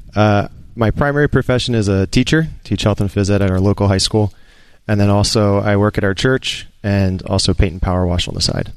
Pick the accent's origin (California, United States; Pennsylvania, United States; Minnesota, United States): Pennsylvania, United States; outside Philadelphia; Outside Philadelphia